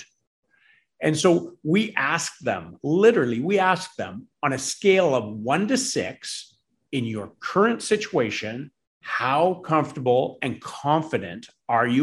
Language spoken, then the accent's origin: English; Campbell River, British Columbia, Canada; both of us are actually born and raised in BC. I was born in Campbell River